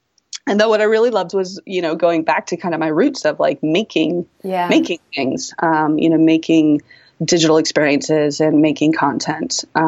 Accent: East Coast, United States; now in Seattle, United States; In that, you know, I grew up on the East Coast, so we have four seasons. Seattle, I found out, has two.

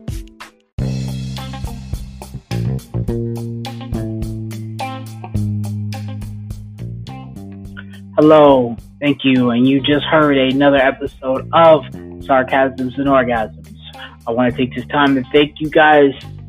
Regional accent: Detroit, Michigan, United States; I'm from Detroit, where they ain't got no L's, but they still got car

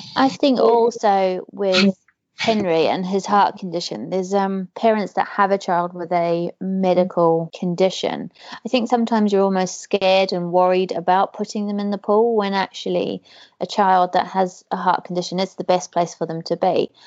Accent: New Zealand; moved away; growing up in New mm-hmm. Zealand

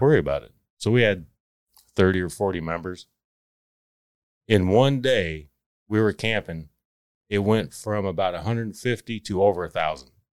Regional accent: Palmer, Texas, United States; also born or lived in Ann Arbor, Michigan; I grew up actually in Palmer, Texas

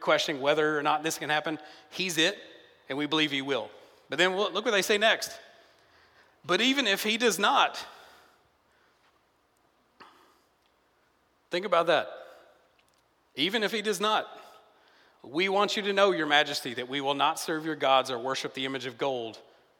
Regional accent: a smaller town outside of Nashville, Tennessee, United States; moved away; when I'm in my hometown, I'm from Tennessee, it's a smaller town outside of Nashville

